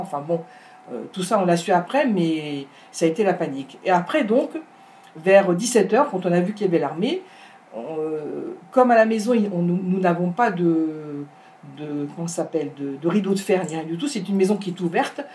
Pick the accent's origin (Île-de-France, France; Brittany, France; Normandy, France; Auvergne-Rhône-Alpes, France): Île-de-France, France; Paris; moved away as an adult; also born or lived in Ashdod, Israel; now in Yesha, Israel; je viens de Paris, une vraie Parisienne